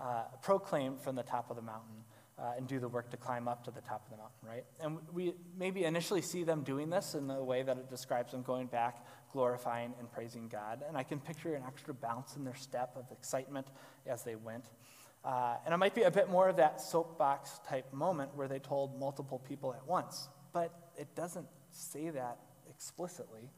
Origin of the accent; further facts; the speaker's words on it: Galesburg, Illinois, United States; Growing up in Western Illinois, if the wind blew just right, even in the town of Galesburg, you could smell that we were in farm country